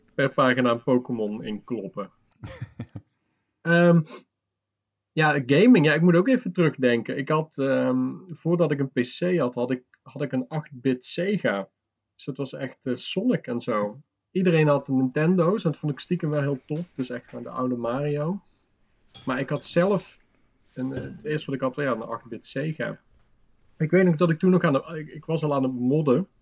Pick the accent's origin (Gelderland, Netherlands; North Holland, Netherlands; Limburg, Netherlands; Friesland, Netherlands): Limburg, Netherlands; moved away; also born or lived in Breda; Ik kom uit Limburg